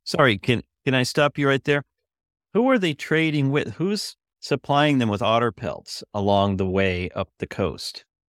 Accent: Northern California, United States; growing up in Northern California

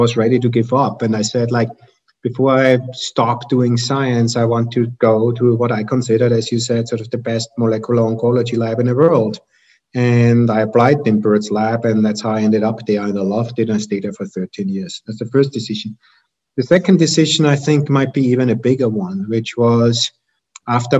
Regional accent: Austria; moved away as an adult; also born or lived in Germany / Vienna, Austria; now in United States; I'm from Austria originally, got my PhD in Germany

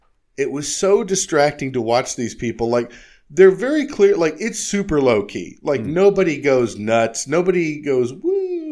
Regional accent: California, United States; No, I grew up in California.

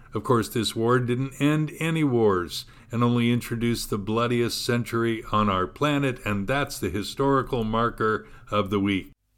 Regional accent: United States; as an American

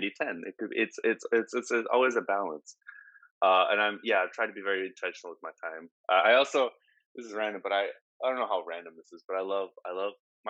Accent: Portland, Oregon, United States; I'm from Portland, right? 20 years in Portland

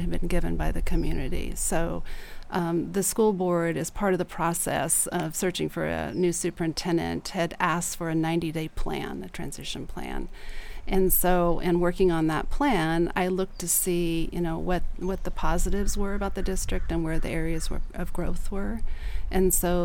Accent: Susanville, California, United States; also born or lived in Placerville, California / Bend; we finally settled in Susanville, which is a small community in the Sierras. And I spent my entire childhood in Susanville, went to school there, K-12

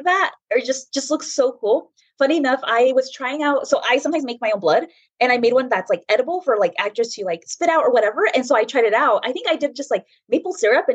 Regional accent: Bakersfield, California, United States; moved away as an adult; also born or lived in Escondido; now in San Diego, United States; I was born and raised in Bakersfield

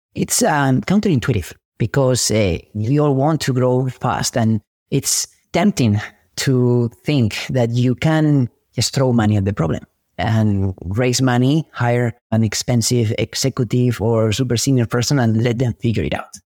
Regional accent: Spain; now in Silicon Valley, United States; I'm an immigrant from Spain who moved to Silicon Valley chasing a dream

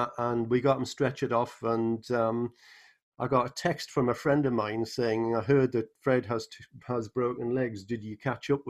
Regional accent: Newcastle upon Tyne, North East England, United Kingdom; accent: northern; now in St. Louis, United States; I was brought up in Newcastle upon Tyne in England, which has a particular northern accent

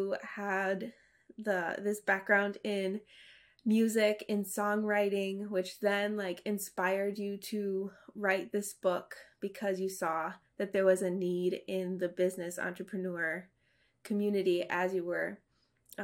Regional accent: United States; growing up in America and being assimilated

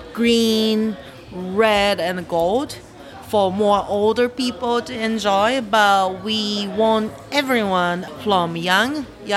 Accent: Japan; I grew up in Japan when I was young.

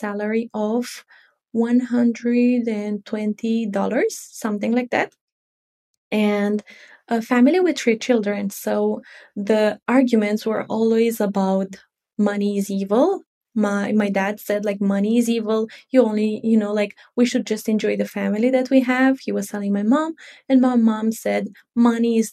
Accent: Romania; I am from Romania.

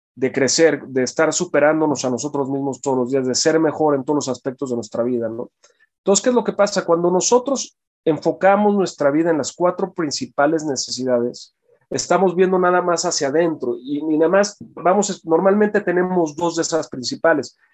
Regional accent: Hidalgo, Mexico; now in Mexico City, Mexico; yo nací aquí en la Ciudad de México y desde muy pequeño, o sea, desde recién nacido, me fui a vivir un rancho en un pueblo muy pequeño en Hidalgo que se llama Guapalcalco

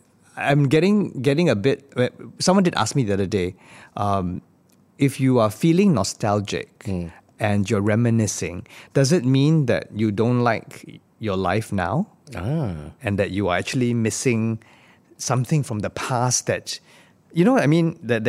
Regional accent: Singapore; It was a quick flashback look at our lives in Singapore as a Singaporean, a Singaporean in the world in general.

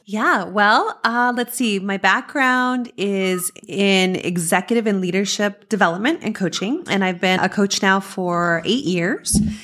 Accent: Las Cruces, New Mexico, United States; I grew up in Las Cruces, New Mexico

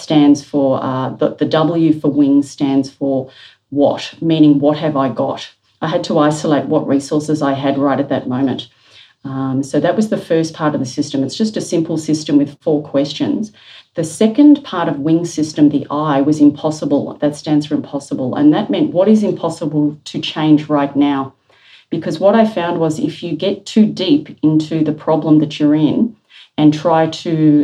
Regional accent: Melbourne, Victoria, Australia; As a young person growing up in Melbourne, I was living through bushfires quite regularly

